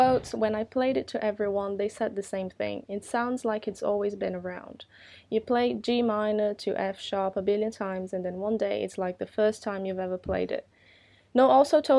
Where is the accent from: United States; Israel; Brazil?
Brazil; moved away as an adult; also born or lived in United Kingdom; I'm Brazilian and I used to live in Brazil at that time.